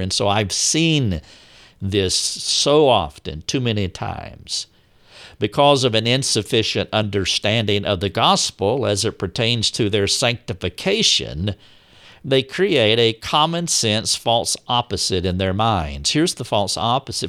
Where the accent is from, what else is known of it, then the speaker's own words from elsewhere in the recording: the South, United States; But I am from the South. I have always lived in the South.